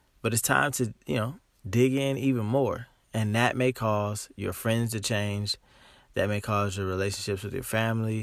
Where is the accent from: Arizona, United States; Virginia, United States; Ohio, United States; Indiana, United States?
Ohio, United States; Dayton; moved away as an adult; also born or lived in Los Angeles, California; I'm from Dayton, Ohio. And I moved to Los Angeles about 8 years ago. I live in Dayton, Ohio now.